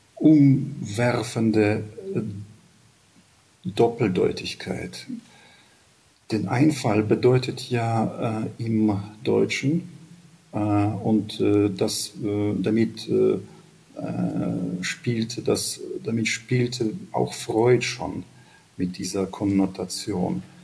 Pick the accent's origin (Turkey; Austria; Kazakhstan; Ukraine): Ukraine; sind wir Ukrainer